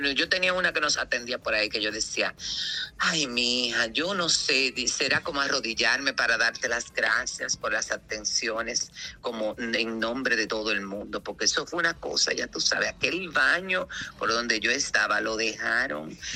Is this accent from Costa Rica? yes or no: no; Spain; como soy español pasé por otro lado